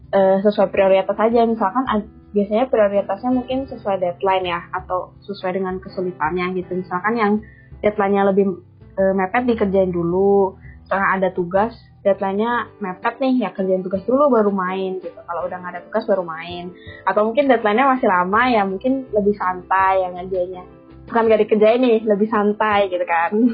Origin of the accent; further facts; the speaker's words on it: Tegal, Central Java, Indonesia; moved away as an adult; now in Bandung, Indonesia; aku dari Jawa Tengah, dari kota Tegal